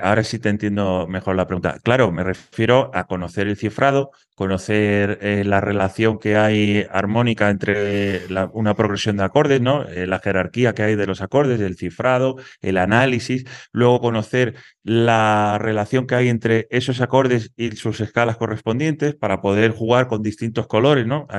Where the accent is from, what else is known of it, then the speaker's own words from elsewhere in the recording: Dos Hermanas, Andalusia, Spain; soy de un pueblo de Sevilla que se llama Dos Hermanas